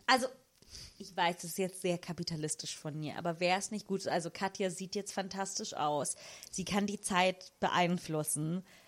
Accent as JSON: {"language": "German", "country": "Italy", "tie": "born or raised there", "moved": "yes", "said": "ich bin in den 90ern geboren und in Italien aufgewachsen"}